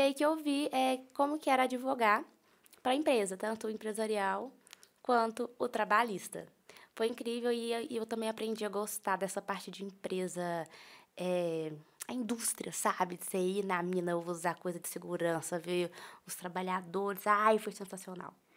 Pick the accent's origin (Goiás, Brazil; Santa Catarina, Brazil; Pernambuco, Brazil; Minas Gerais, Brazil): Minas Gerais, Brazil; Itaúna; sou natural de Itaúna.